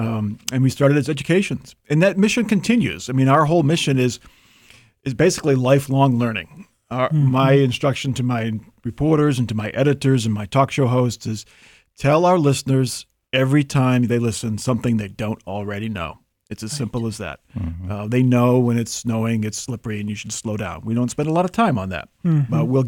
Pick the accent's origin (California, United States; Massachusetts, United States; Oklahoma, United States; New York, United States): Massachusetts, United States; accent: Boston; I am a native of Massachusetts. I have done a pretty good job of masking my old Boston accent.